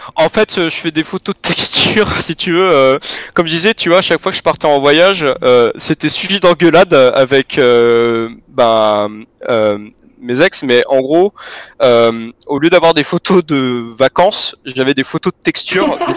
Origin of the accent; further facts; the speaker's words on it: Vandœuvre-lès-Nancy, Grand Est, France; moved away; also born or lived in Belgium; à Nancy avant d'œuvre, ma ville natale